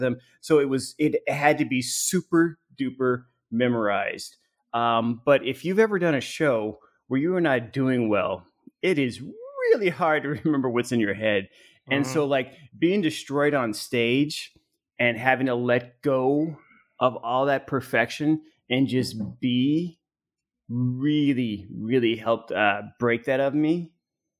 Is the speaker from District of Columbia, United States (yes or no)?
no; Arizona, United States; I grew up in Arizona